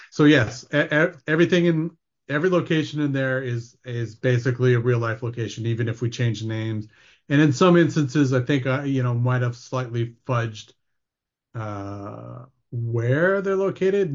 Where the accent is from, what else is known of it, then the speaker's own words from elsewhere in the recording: Ontario, Canada; moved away as an adult; also born or lived in Vancouver; I grew up in Ontario, so I grew up as, like, a Tim Hortons kid